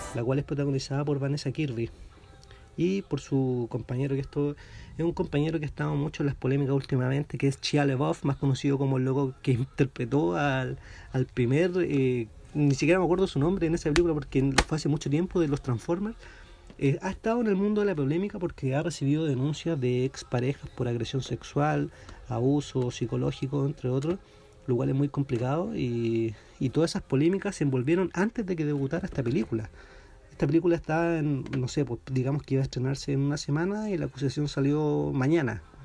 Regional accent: Talca, Maule, Chile; now in Santiago, Chile; yo soy de Talca

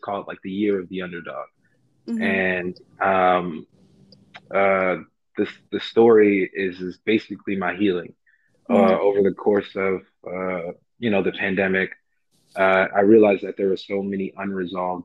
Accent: New York City, New York, United States; I'm from Far Rockaway, Queens

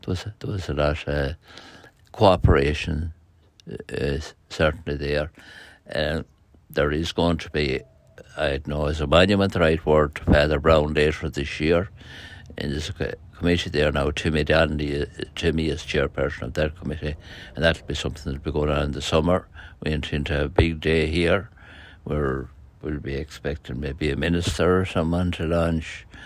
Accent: Ireland; now in Kilbride, Ireland; I'm originally from Tolds Parish, came living in this parish in nineteen seventy-four.

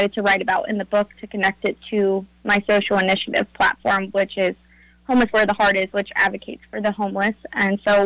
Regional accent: Nelsonville, Ohio, United States; I've been born and raised in Nelsonville, Ohio

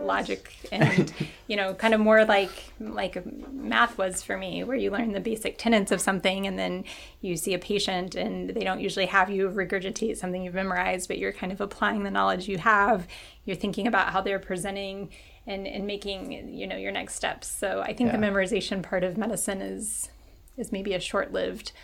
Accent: Kentucky, United States; moved away as an adult; also born or lived in Chicago / Nashville / St. Louis; now in Boston, United States; I grew up in Kentucky

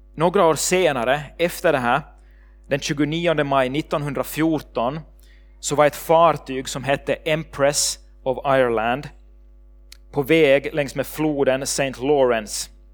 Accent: Ekenäs, Uusimaa, Finland; moved away as an adult; also born or lived in Sweden; min familj där hemma i Ekenäs

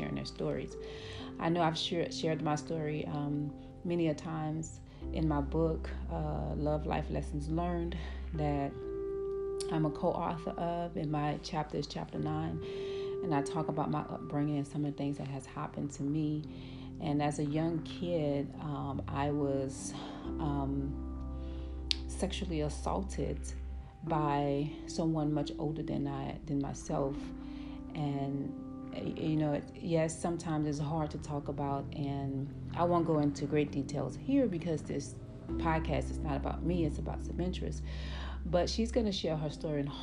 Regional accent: New Orleans, Louisiana, United States; I'm from the Ninth Ward and the Florida Project, like one of the worst projects in New Orleans. I was also born and raised there.

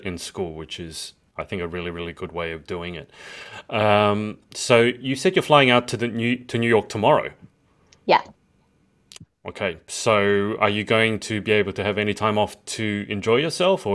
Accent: Australia; We're very sun aware in Australia, and that's because there's so much sun

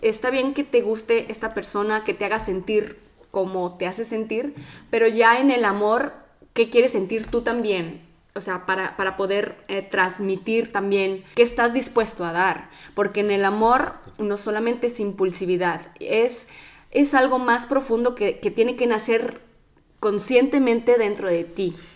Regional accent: Mexico; moved away as an adult; now in Italy; soy mexicana y ya tengo cuatro años viviendo en Italia.

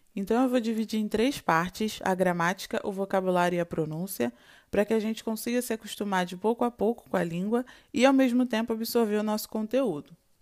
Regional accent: Rio de Janeiro, Brazil; now in France; Je suis brésilienne et je suis venue de Rio.

